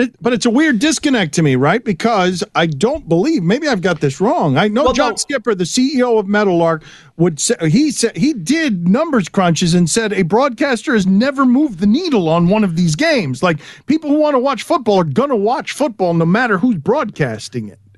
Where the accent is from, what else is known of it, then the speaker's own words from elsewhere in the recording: South Florida, United States; I grew up in South Florida with listening to sports radio a certain way